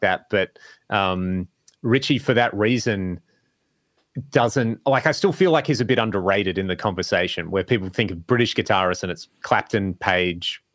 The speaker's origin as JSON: {"language": "English", "country": "Australia", "tie": "born or raised there", "said": "growing up in Australia"}